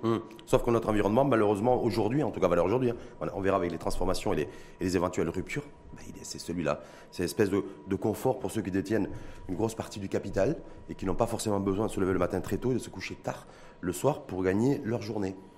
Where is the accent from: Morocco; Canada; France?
Morocco; chez nous, au Maroc